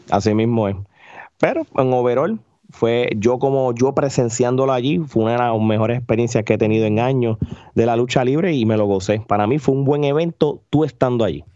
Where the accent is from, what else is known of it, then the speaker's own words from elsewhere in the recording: Puerto Rico; uno como puertorriqueño